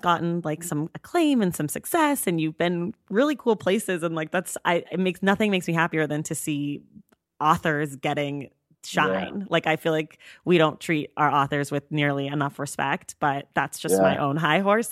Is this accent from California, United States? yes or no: yes; Oakland, California, United States; also born or lived in New York; I'm from Oakland